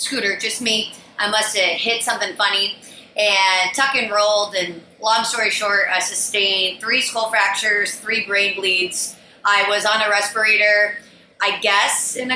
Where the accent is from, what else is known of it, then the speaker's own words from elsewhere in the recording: Iowa, United States; now in Austin, United States; I hail from Iowa, small little town in Iowa